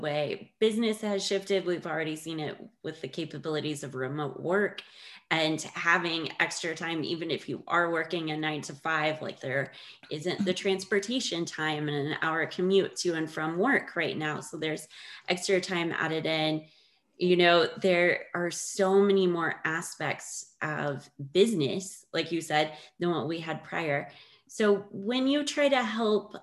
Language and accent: English; United States; being an American since I was born here